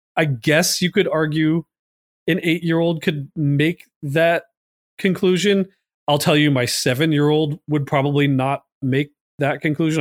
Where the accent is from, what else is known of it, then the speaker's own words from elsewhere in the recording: Long Island, New York, United States; I was from Long Island